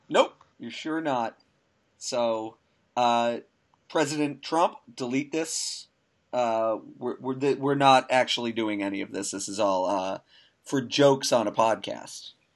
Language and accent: English; United States; We're American